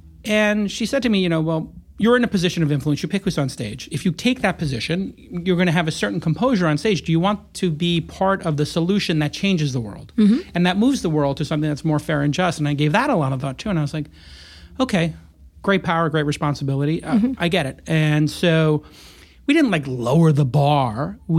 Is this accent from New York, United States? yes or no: yes; New York, United States; also born or lived in Los Angeles, United States; coming from a place like LA and then growing up in New York, is insane to witness.